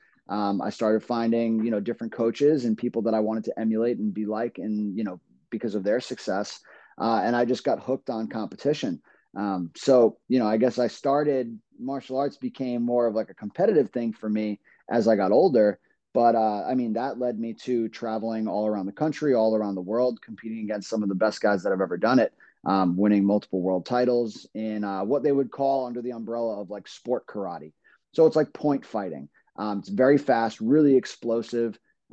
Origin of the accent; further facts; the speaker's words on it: New York City, New York, United States; moved away as an adult; now in Rhode Island, United States; I grew up in Brooklyn, New York. I'm a New Yorker, lived there for 25 years.